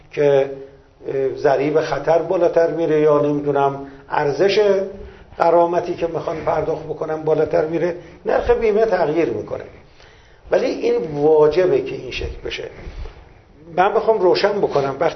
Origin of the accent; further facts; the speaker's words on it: Iran; من سهم خودم به عنوان یک ایرانی